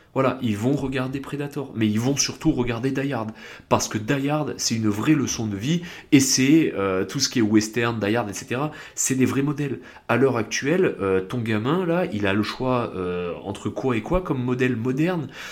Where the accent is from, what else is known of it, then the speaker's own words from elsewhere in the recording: south of France, France; je viens du sud de la France